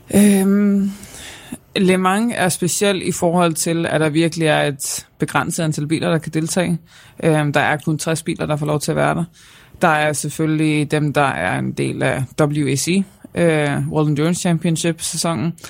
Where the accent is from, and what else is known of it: Denmark